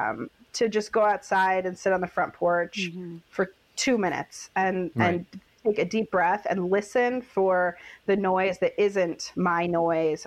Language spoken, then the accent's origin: English; Midwest, United States; I grew up in the Midwest